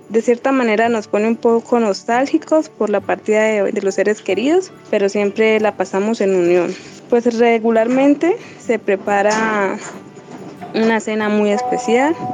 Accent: Santander de Quilichao, Cauca, Colombia; soy del municipio de Santander de Quilichao, del departamento del Cauca

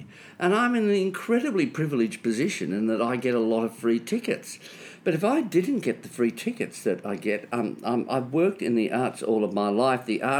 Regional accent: Melbourne, Victoria, Australia; I was born in Melbourne.

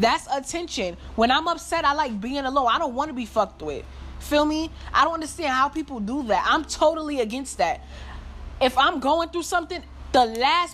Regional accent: New York, United States; I'm from New York

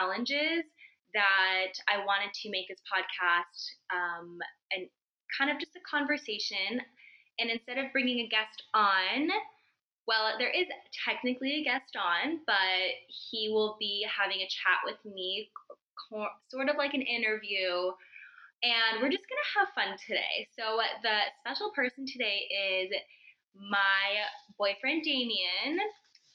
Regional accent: California, United States; I'm from California

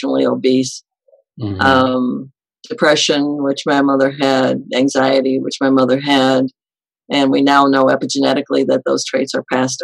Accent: Detroit, Michigan, United States; I grew up in the Detroit, Michigan suburbs

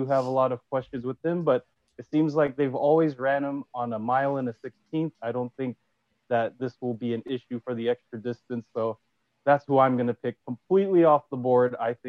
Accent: California, United States; for a California boy, and I'm from California

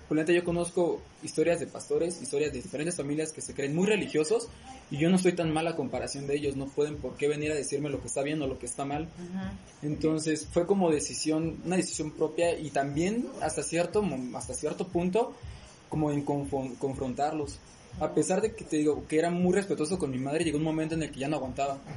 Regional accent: Morelia, Michoacán, Mexico; soy de aquí de Morelia.

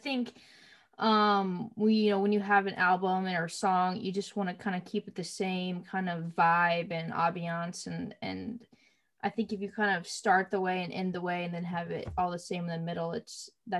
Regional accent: Columbia, Missouri, United States; Columbia. That's where I'm from. And right now, it's just in the middle. So it's 2 hours St. Louis, 2 hours is Kansas City. So it's a medium-sized town

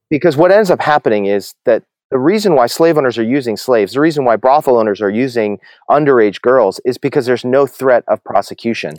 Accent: New Jersey, United States; moved away as an adult; also born or lived in New York City / Dallas / Massachusetts / Atlanta; I grew up in New Jersey, you know, suburban, middle class, upper middle class New Jersey suburb, uh, all my life

